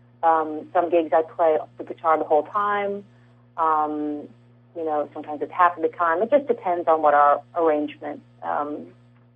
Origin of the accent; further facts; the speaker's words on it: California, United States; I'm from California.